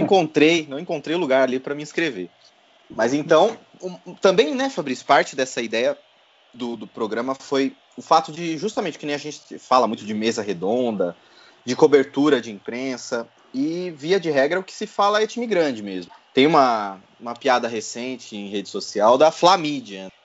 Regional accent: Votorantim, São Paulo, Brazil; now in São Paulo, Brazil; eu sou de Votorantim, cidade vizinha ali de Sorocaba

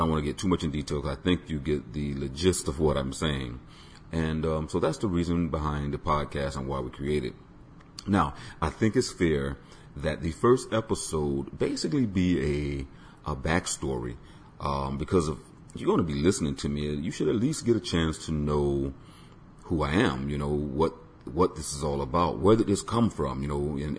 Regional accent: Tampa, Florida, United States; I was born on Davis Island, which is within Tampa, Florida. And I grew up basically constantly listening to music

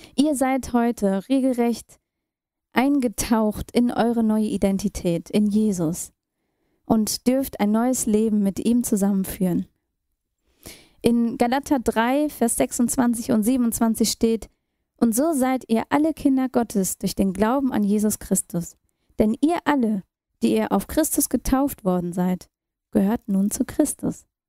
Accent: Germany; also born or lived in India / New Delhi, India; Und Deutschland und erst damals die Dresdner Straße 5 wurde meine Heimat

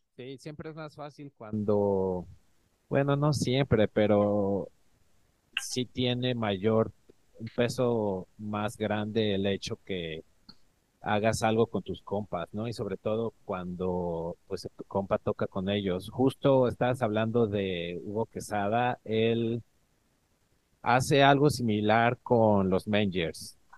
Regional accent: Mexico; also born or lived in Ecatepec, State of Mexico; soy del DF

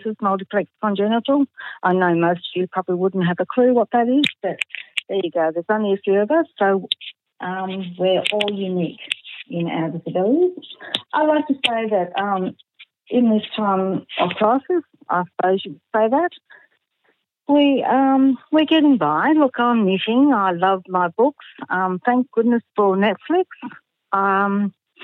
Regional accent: Australia; also born or lived in Geelong; I am an Australian

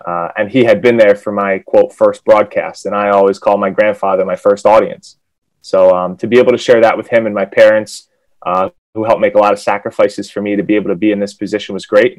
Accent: Philadelphia, Pennsylvania, United States; moved away as an adult; also born or lived in Wisconsin / Connecticut; I'm from Philadelphia

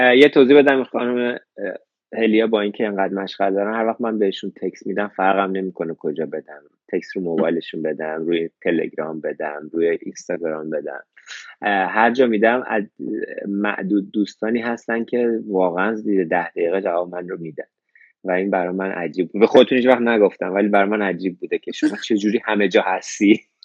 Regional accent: Iran; moved away as an adult; now in Australia; منم ده سال از ایران اومدم بیرون

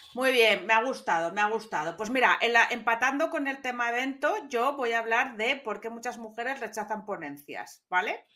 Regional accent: Gijón, Asturias, Spain; se enteró todo mi pueblo. Bueno, no era, eh, Gijón no es un pueblo

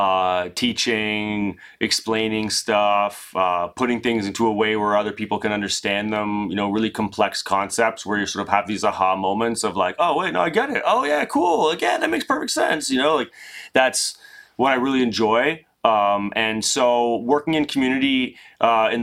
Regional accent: Ontario, Canada; growing up in Canada and having the luxury of being able to go up north and experience the outdoors of Ontario

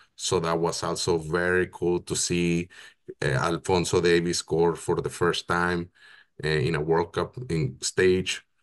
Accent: Hermosillo, Sonora, Mexico; moved away as an adult; now in Canada; I'm originally from Mexico. I was born and raised in Hermosillo, Sonora

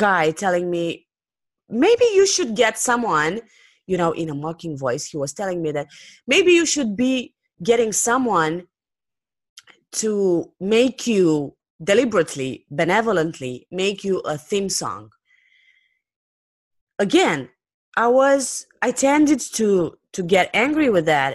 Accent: Romania; English is a second language; I come from Romania, which is not a native English speaking country

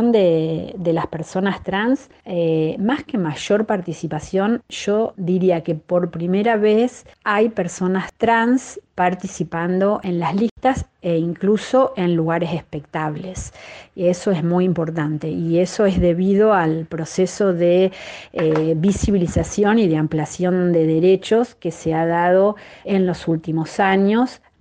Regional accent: Santa Fe, Argentina; Bueno, yo soy de Santa Fe, por ejemplo, y no la legislatura se renueva totalmente dentro de dos años.

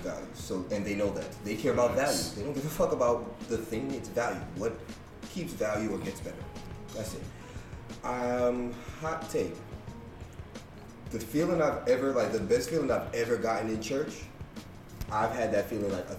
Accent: New York City, New York, United States; moved away; also born or lived in West Indies; I'm from Brooklyn. My church was on the corner, 83rd, Tilden

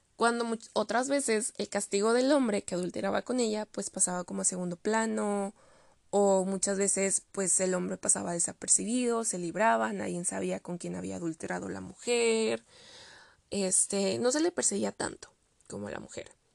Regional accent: Mexico

